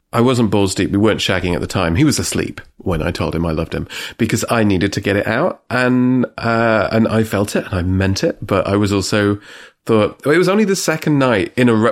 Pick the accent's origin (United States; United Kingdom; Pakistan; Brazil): United Kingdom; England; I'm English